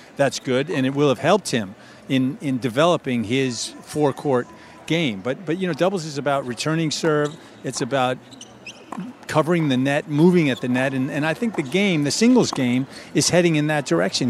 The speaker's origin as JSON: {"language": "English", "region": "outside of New York", "country": "United States", "tie": "born or raised there", "said": "we grew up outside of New York"}